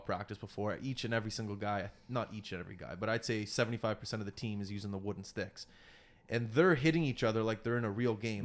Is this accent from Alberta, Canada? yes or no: no; Nova Scotia, Canada; coming from Nova Scotia